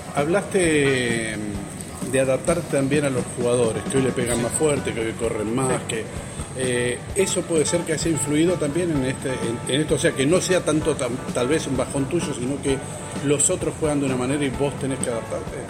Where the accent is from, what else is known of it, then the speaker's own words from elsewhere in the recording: Argentina; Nosotros como únicos argentinos